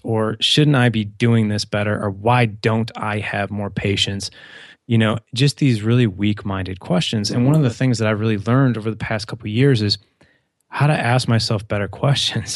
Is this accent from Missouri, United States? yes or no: yes; St. Louis, Missouri, United States; I grew up in Saint Louis, so Midwest.